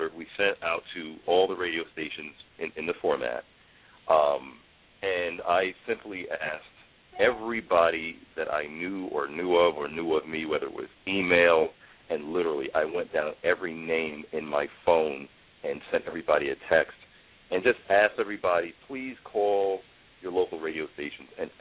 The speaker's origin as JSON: {"language": "English", "town": "New York City", "region": "New York", "country": "United States", "tie": "born or raised there", "said": "kid like me growing up in the Bronx"}